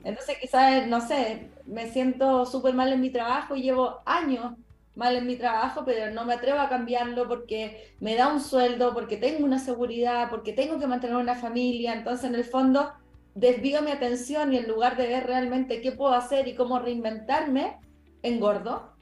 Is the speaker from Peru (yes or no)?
no; Chile; yo entré a la universidad a estudiar la licenciatura en nutrición en Chile, yo soy chilena